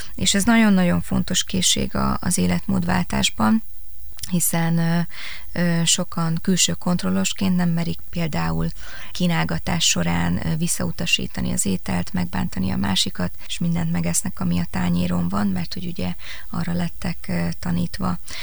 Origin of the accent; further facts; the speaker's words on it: Kecskemét, Bács-Kiskun, Hungary; also born or lived in Pécs / Debrecen; Én kecskeméti születésű vagyok